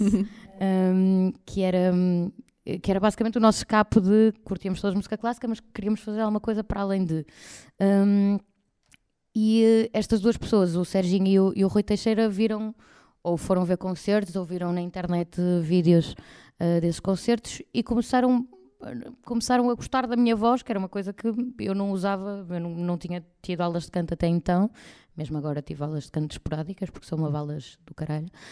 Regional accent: Espinho, Norte, Portugal; now in Porto, Portugal; Eu fui nascida e criada em Espinho, portanto estive lá até aos de, de, de 18, mais ou menos

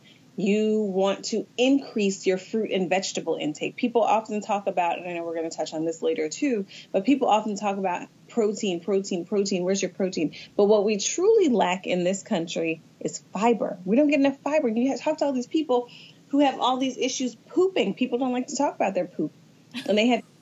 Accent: Atlanta, Georgia, United States; I'm from Atlanta.

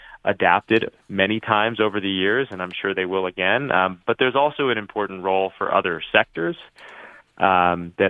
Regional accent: Tucson, Arizona, United States; now in Colorado, United States; I'm from Tucson, Arizona

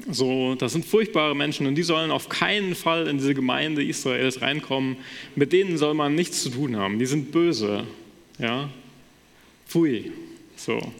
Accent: Wissenbach, Hesse, Germany; So in meiner Heimatgemeinde in Wissenbach wird das quasi noch gemacht

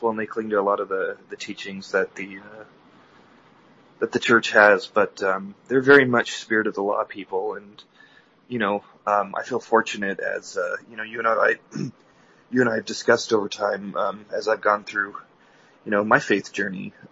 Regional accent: Mesa, Arizona, United States; Um, I'm from Mesa, Arizona. I, uh, born and raised in the church.

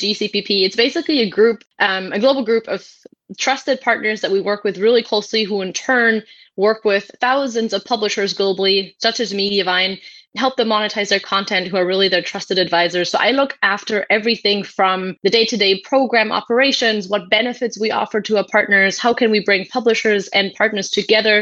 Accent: Germany; moved away as an adult; now in Mountain View, United States; I was born and raised in Germany, and that's where all my family still is.

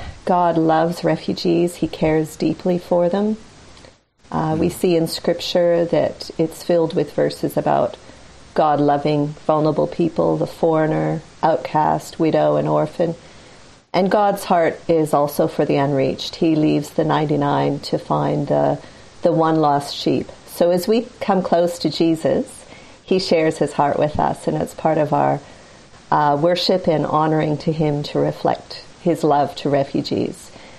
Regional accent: Australia; also born or lived in North America; I'm Australian, although I don't sound very Aussie. I actually grew up in North America

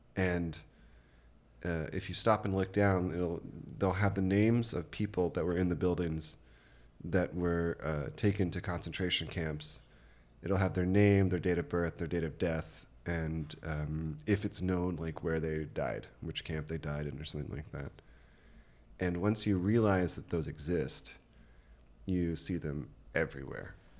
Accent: United States; moved away as an adult; now in Germany; growing up as an American

